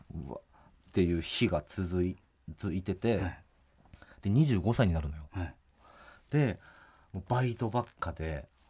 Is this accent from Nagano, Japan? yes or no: yes; Nagano, Japan; moved away as an adult; also born or lived in Tokyo; 地元の長野に帰って